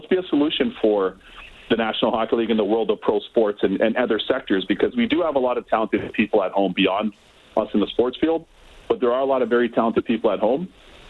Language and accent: English; Canada; moved away as an adult; also born or lived in Barbados; now in United States; I'm proud of growing up in Canada. My parents emigrated there. You know, we're very fortunate to have a foot in two, really three, if you count Barbados, but two unbelievable countries.